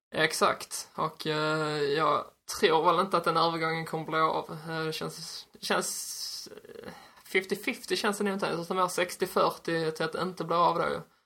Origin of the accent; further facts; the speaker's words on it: Ystad, Skåne, Sweden; jag är uppväxt i Ystad